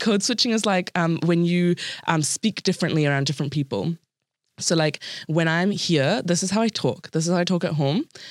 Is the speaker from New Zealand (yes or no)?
yes; New Zealand; born or raised there